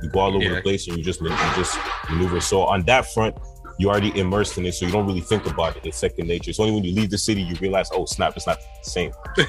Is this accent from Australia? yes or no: no; Montreal, Quebec, Canada; So I'm born and raised in Montreal, but I'm a first generation Canadian. So my family is from Cameroon.